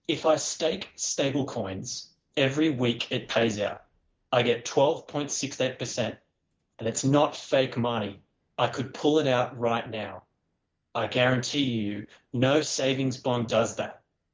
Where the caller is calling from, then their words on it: Australia; G'day, Matt. It's … from Australia.